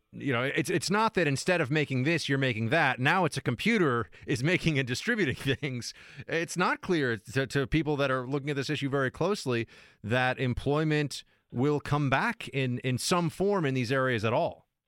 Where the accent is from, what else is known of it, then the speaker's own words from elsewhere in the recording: United States; I'm an American doing a show in America